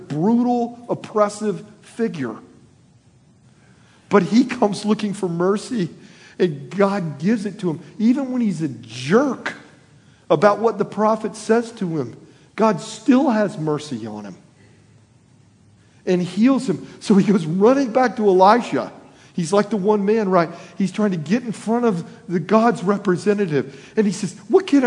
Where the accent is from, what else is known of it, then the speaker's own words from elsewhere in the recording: Florida, United States; moved away; I was born in Florida, I'm a Floridian at heart everywhere I've lived